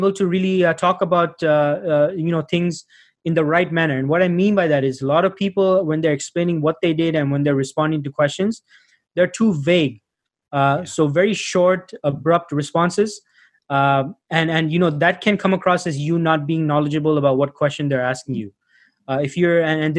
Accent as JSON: {"language": "English", "town": "Toronto", "region": "Ontario", "country": "Canada", "tie": "born or raised there", "also_born_or_lived": "Sri Lanka", "said": "I was born in Sri Lanka. I grew up in Toronto, Canada"}